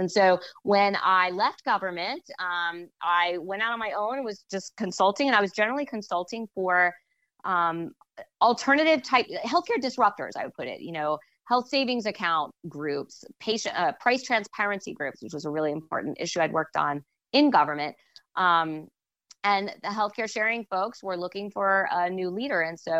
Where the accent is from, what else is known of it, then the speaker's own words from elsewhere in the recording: Washington, District of Columbia, United States; growing up in Washington, I always sort of had an aversion to government, even though everyone else was worked in government